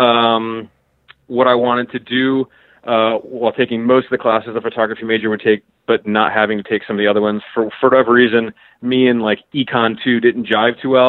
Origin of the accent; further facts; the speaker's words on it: Baltimore suburbs, Maryland, United States; I was born in Baltimore, and fairly soon thereafter moved into the suburbs